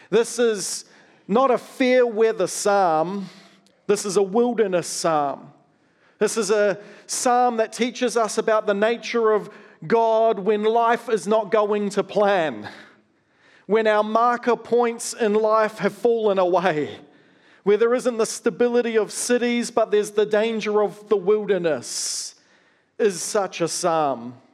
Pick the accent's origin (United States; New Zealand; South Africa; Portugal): New Zealand; also born or lived in Australia; I grew up partly in Australia and partly in New Zealand.